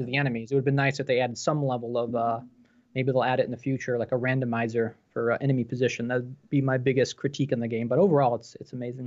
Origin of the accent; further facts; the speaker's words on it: New York, United States; I'm from New York State myself